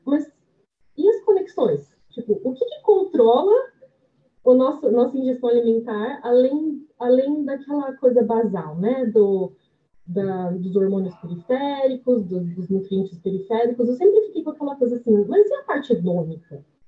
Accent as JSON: {"language": "Portuguese", "town": "Bariri", "region": "São Paulo", "country": "Brazil", "also_born_or_lived": "Londrina", "moved": "yes", "said": "eu vim de uma cidade do interior de São Paulo, que tem acho que 20 mil habitantes, que é Bariri"}